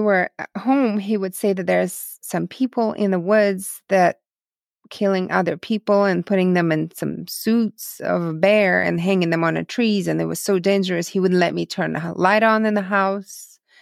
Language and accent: English; Dnipro, Dnipropetrovsk Oblast, Ukraine; first language Russian; English is a second language; now in United States; I grew up on the, um, tenth floor of apartment building in the city called Dnipro, the third largest city in Ukraine